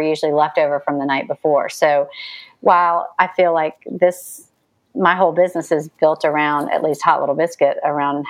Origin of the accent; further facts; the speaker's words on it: the South, United States; accent: Southern; also born or lived in New York; my Southern accent